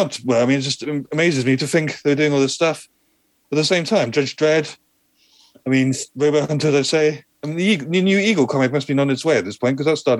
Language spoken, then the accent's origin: English; Peterborough, East of England, United Kingdom; I grew up in Peterborough in Cambridgeshire